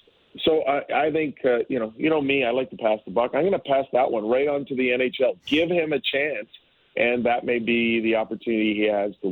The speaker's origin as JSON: {"language": "English", "town": "Hamilton", "region": "Ontario", "country": "Canada", "tie": "born or raised there", "said": "from Hamilton, Ontario, my hometown"}